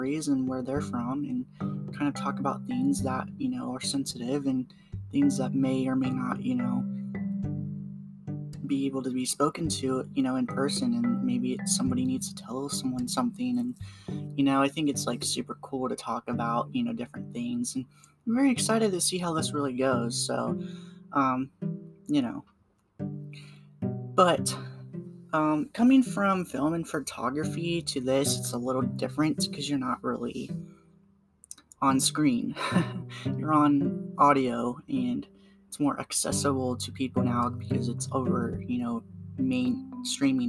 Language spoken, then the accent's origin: English; Waynesville, Ohio, United States; I am from Ohio and I live in a town called Waynesville